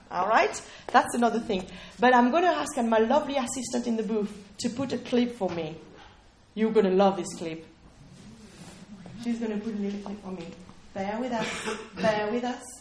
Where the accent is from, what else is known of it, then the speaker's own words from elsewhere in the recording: United Kingdom; I was saying, well, no, we're British, right? We, we're British, we've got really, really, you know.